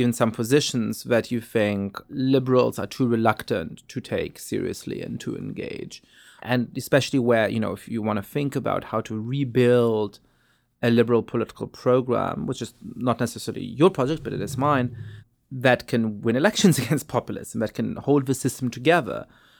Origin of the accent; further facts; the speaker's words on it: Germany; I grew up in Germany, born to Polish parents. I was Jewish, which made it complicated in various ways whether I belonged in Germany.